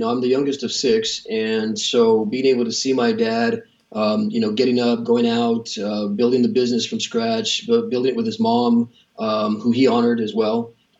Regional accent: East Los Angeles, California, United States; Well, I had a great life. I mean, East Los Angeles kind of has that connotation. It's pretty heavily Hispanic, basically.

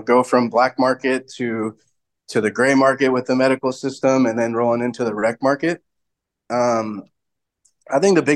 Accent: Seattle, Washington, United States; I'm originally from Seattle

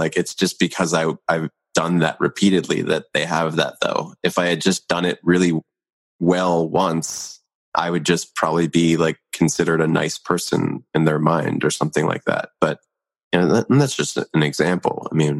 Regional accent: Philadelphia, Pennsylvania, United States; born there; where I was born in Philadelphia.

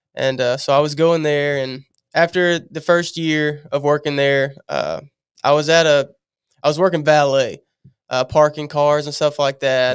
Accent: Louisiana, United States; moved away as an adult; I moved here, I'm from Louisiana

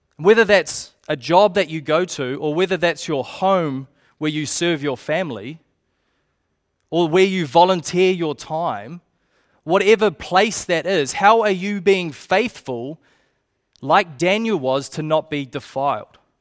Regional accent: Te Puke, Bay of Plenty, New Zealand; I grew up in Tupauki

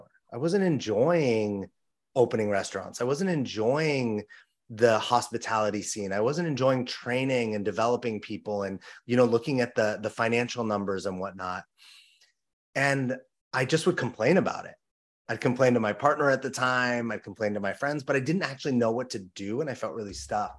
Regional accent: Los Angeles, California, United States; I grew up in Los Angeles, California

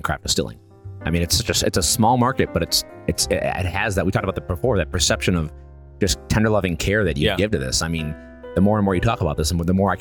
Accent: Milwaukee, Wisconsin, United States; moved away; I grew up in Milwaukee

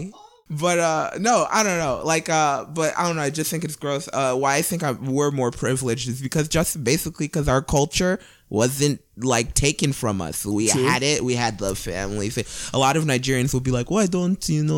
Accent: Cleveland, Ohio, United States; I grew up on the east side of Cleveland

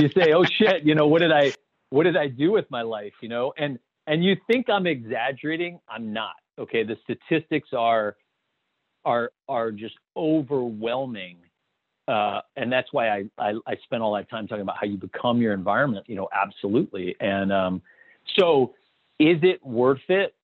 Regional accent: Toledo, Ohio, United States; I grew up in a small town in Ohio. It was a rural farming town. Uh, not, not, it was actually a suburb of Toledo, uh, Ohio

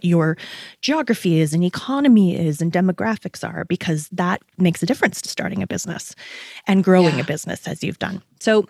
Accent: Canada; being Canadian

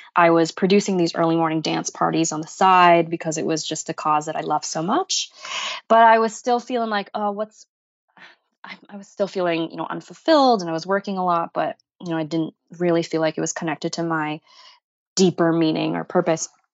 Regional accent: Boston, Massachusetts, United States; growing up in Boston, we have really terrible winters here

